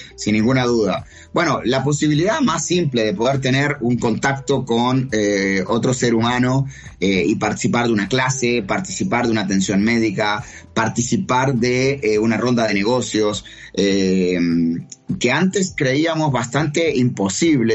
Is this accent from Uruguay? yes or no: yes; Uruguay; now in Chile; yo vivo en Chile, soy uruguayo, pero radicado en Chile